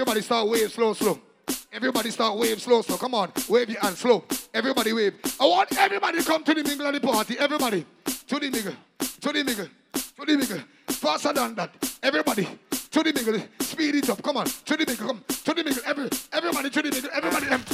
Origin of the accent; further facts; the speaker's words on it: Jamaica; I am from Moby